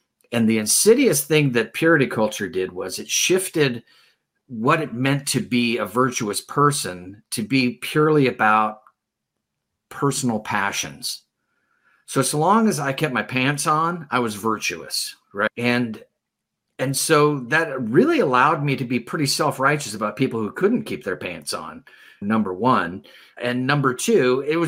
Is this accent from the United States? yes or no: yes; United States; as an American